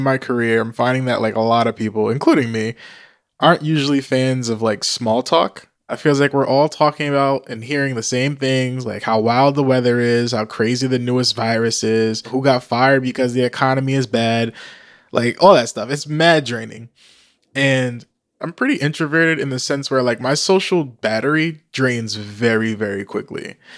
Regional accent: New Jersey, United States; also born or lived in DMV (Washington DC area); now in DMV area, United States; I was born in New Jersey, but I'm a digital nomad currently living in the D M V

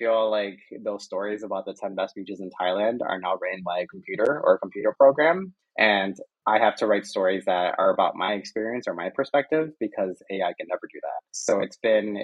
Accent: Arecibo, Puerto Rico; moved away as an adult; now in Spain; I was from Arecibo, Puerto Rico, I got to a place where now I'm proud of being from there.

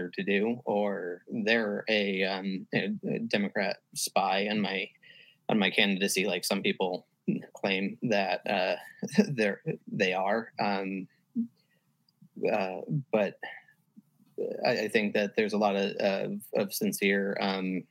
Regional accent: Connecticut, United States; now in Virginia, United States; I'm from Connecticut.

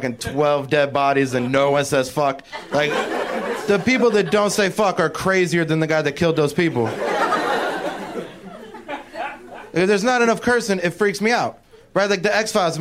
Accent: Cincinnati, Ohio, United States; moved away as an adult; now in Los Angeles, United States; I just moved here like 2 months ago from Cincinnati, Ohio

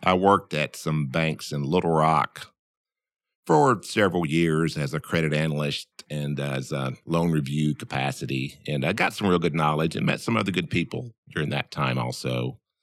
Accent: Camden, Arkansas, United States; I grew up in Camden, which was about twenty to twenty-five miles away.

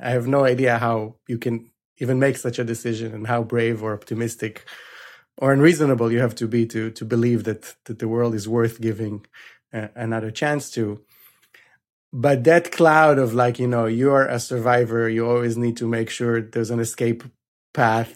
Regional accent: Israel; I grew up in Israel.

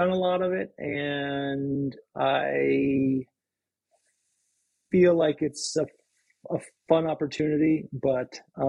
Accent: East Coast, United States; now in Seattle, United States; I mean, I'm from the East Coast, and I knew, the head of the Charles and the preppy, New England crew racing.

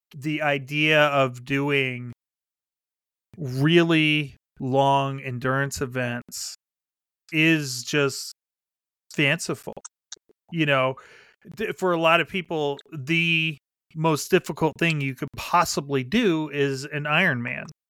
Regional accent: Pennsylvania, United States; moved away; also born or lived in Chicago; I grew up in Pennsylvania uh, with the Appalachian Trail, like six miles from my house

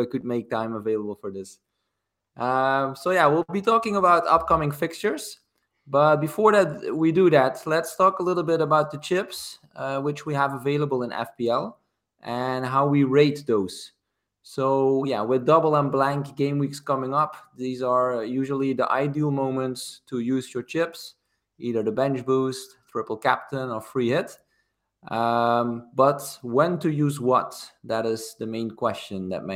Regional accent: Maastricht, Limburg, Netherlands; He used to play for my hometown club. That's MVV Maastricht

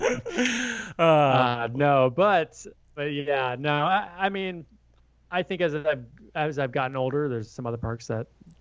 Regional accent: Orlando, Florida, United States; moved away; I grew up in Orlando, Florida.

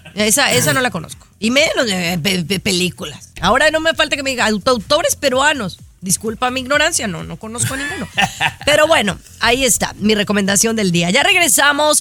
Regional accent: Mexico; yo como mexicana

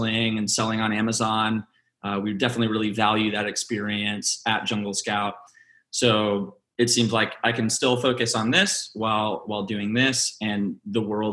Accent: Dallas, Texas, United States; also born or lived in Philippines; now in Austin, United States; I'm actually from Dallas, Texas. I was born in Austin, love Austin

